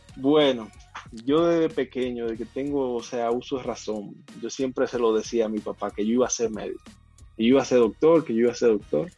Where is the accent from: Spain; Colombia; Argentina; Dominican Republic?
Dominican Republic; San Felipe de Puerto Plata, Puerto Plata; moved away; also born or lived in Yásica Arriba / Mexico City; Yo, nací en Puerto Plata